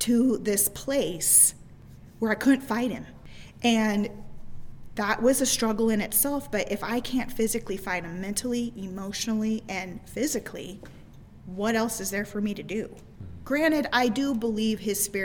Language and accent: English; Midwest, United States; I was raised in the Midwest my entire life